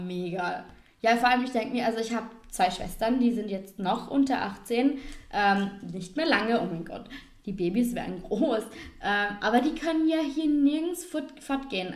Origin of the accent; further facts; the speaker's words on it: Vorarlberg, Austria; unser Dialekt und ja, oh, unser Ländle, unsere Berge